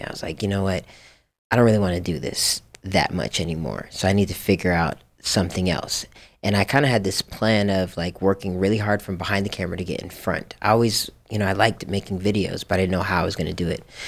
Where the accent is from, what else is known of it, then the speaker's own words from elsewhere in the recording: Japan; now in Los Angeles, United States; I grew up in Japan